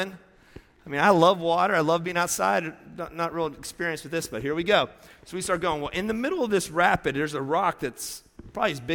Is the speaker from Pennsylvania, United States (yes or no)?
yes; Pennsylvania, United States; moved away; I grew up in Pennsylvania